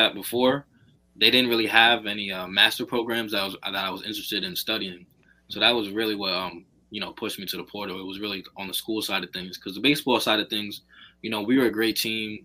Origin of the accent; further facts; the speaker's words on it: Long Island, New York, United States; I'm from Boulder, New York, out in Long Island